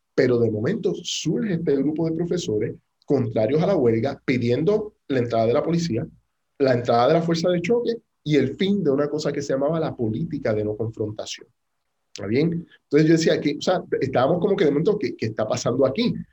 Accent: Puerto Rico; A los puertorriqueños

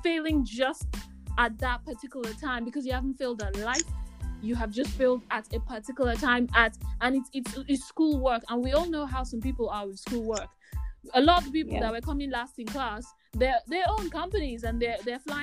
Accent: Nigeria; I'm Nigerian.

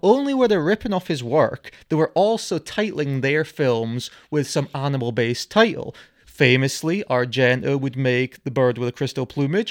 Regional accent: United Kingdom; We are of this nationality

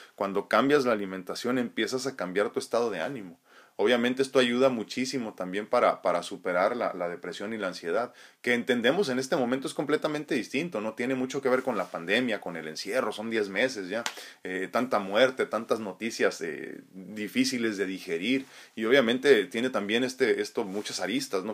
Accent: San Diego, California, United States; also born or lived in Tijuana, Mexico; yo soy de San Diego, ¿eh? pero he vivido muchos años en la ciudad de Tijuana y estoy entre Tijuana y San Diego

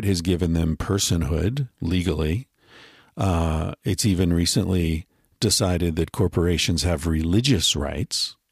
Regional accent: United States; moved away; I grew up in America

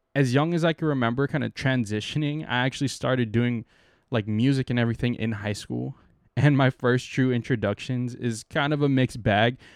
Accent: San Diego, California, United States; moved away as an adult; now in San Francisco Bay Area, United States; I'm from San Diego

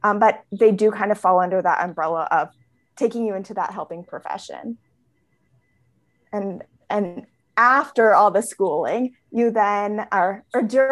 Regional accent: California, United States; I was born and raised in California.

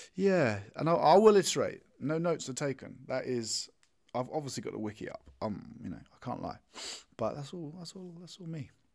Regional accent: United Kingdom; I'm British

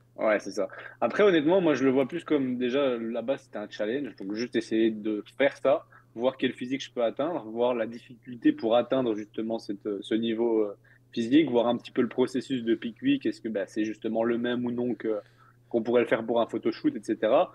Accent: Belgium; je suis belge

